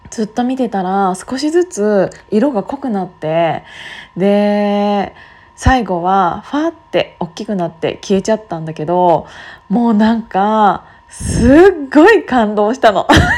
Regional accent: Gunma, Japan; now in Tokyo, Japan; 自分の実家の群馬に帰る時

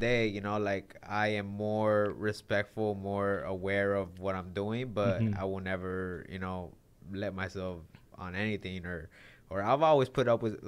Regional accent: Los Angeles, California, United States; also born or lived in San Fernando Valley; half of my life I was in Hollywood, half of my life I was in the Valley.

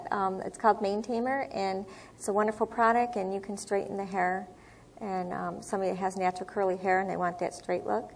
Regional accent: Syracuse, New York, United States; moved away as an adult; also born or lived in Florida; now in Spring Hill, United States; I originally came from Syracuse, New York. I was born here in Florida, but I relocated there when I was a young child

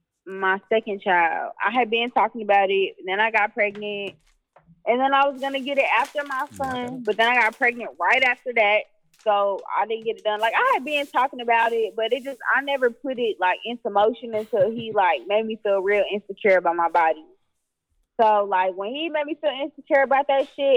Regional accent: the South, United States; moved away as an adult; also born or lived in California; I'm just from the South, so I'm real home-oriented

